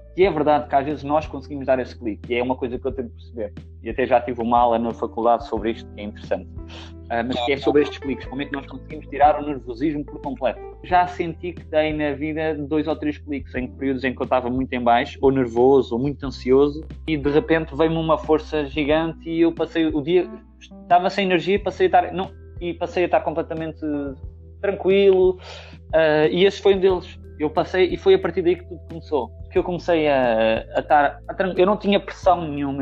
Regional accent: Portugal; moved away as an adult; also born or lived in Lisbon / France / Germany; now in Netherlands; sou português

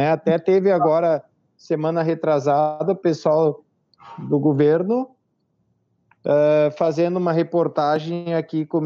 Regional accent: Caxias do Sul, Rio Grande do Sul, Brazil; nós viemos de fora, nós viemos de Caxias do Sul, Rio Grande do Sul, as pessoas não nos conheciam bem aqui, Faz nove anos que nós moramos na cidade.

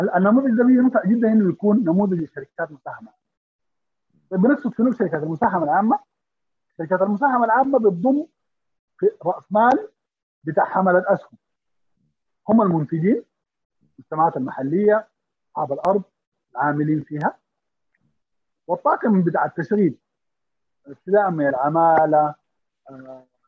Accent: Sudan; نحن في السودان كمواطنين افراد

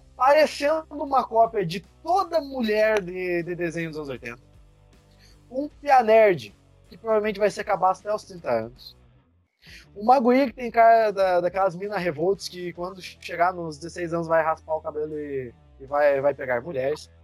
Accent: Cafelândia, Paraná, Brazil; eu sou lá de Cafelândia, que é a matriz. Meu avô viu a empresa crescer, conhece todo mundo tem granja lá

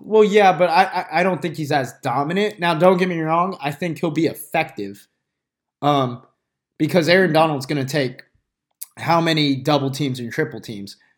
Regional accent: outside of Athens, Georgia, United States; I grew up outside of Athens

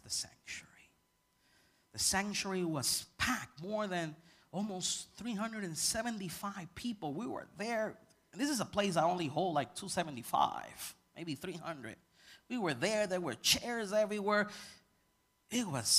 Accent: Puerto Rico; I come from Puerto Rican culture, and when we go to church, everybody praises.

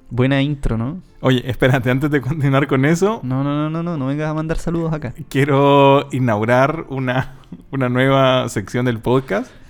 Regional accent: El Salvador; accent: Salvadoran; now in Chile; Como salvadoreño.

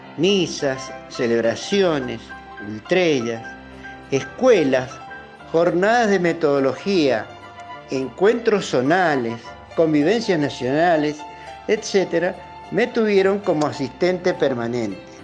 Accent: Rivadavia, Mendoza, Argentina; also born or lived in San Martín; en mi niñez, allá en Reducción, Rivadavia, en una humilde capilla, llegué a ser monaguillo

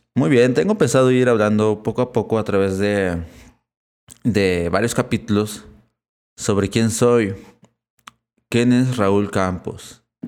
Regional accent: Puebla, Mexico; He encarnado en México, en la ciudad de Puebla, así que soy catalogado como mexicano.

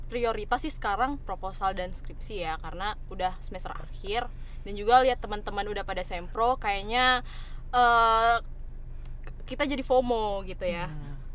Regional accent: Padang, West Sumatra, Indonesia; born there; also born or lived in West Nusa Tenggara; aku tuh lahir di Padang uh, gede itu di beberapa kota di Indonesia. Jadi aku sebelumnya itu nggak di Padang, sebelumnya aku tuh di NTB.

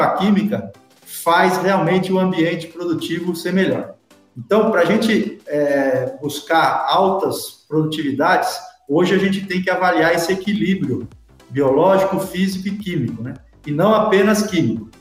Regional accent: São Paulo, Brazil; moved away; also born or lived in Piracicaba; Eu sou paulistano, nascido na capital de São Paulo

